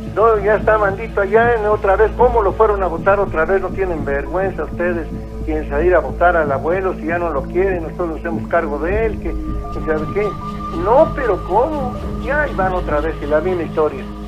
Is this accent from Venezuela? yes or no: no; Huichapan, Hidalgo, Mexico; nosotros somos del estado de Hidalgo. De allá, de, especialmente de cerca de Tula Hidalgo. Somos municipio de Huichapan